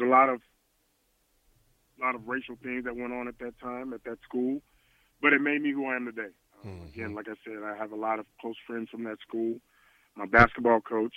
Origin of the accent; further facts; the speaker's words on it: St. Louis, Missouri, United States; moved away; growing up in St. Louis, I grew up in a house.